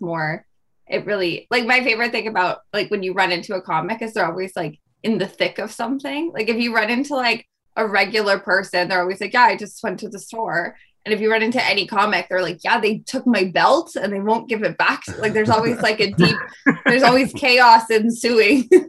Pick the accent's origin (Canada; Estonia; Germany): Canada; moved away as an adult; now in United States; as a Canadian comic that just moved to the States